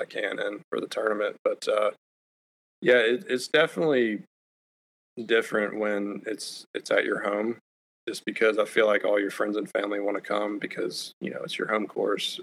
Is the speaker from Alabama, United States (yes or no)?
yes; Auburn, Alabama, United States; growing up in Auburn